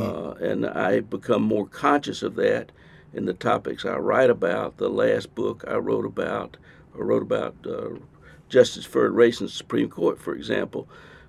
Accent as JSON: {"language": "English", "region": "the South", "country": "United States", "tie": "born or raised there", "said": "I grew up in the Jim Crow South."}